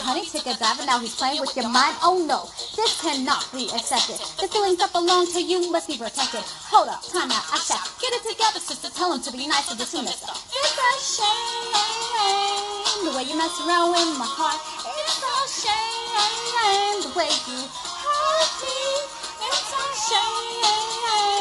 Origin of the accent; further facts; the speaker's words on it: Seattle, Washington, United States; my hometown. Everybody in the 206